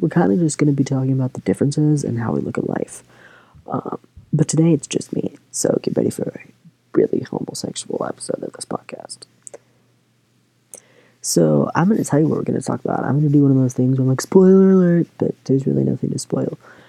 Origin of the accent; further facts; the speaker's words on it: Michigan, United States; Anyway, we're from Michigan, so that's why it's straight from the hand, but there's also another reason.